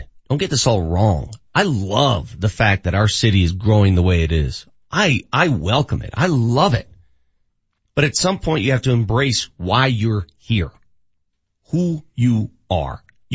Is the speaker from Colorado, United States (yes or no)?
yes; Denver, Colorado, United States; also born or lived in Phoenix / Austin; I'm from Denver